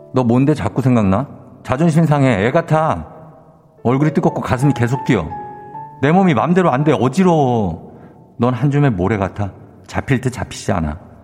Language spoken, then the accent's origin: Korean; Busan, South Korea; 전 부산 사람이라